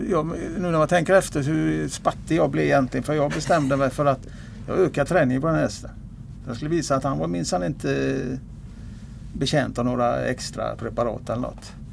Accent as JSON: {"language": "Swedish", "town": "Gothenburg", "region": "Västra Götaland", "country": "Sweden", "tie": "born or raised there", "also_born_or_lived": "Kungsbacka / Älvsåker", "lives_now": "Mölndal, Sweden", "said": "Så att jag är född i eh, östra Göteborg och uppväxt i norra Göteborg, nordöstra Göteborg, Kviberg, Kotterhåla"}